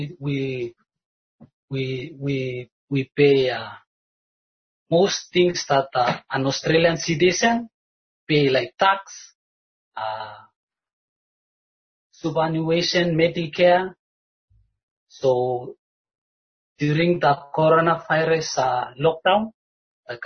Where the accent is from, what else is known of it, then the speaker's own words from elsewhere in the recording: Vanuatu; moved away as an adult; I come from Vanuatu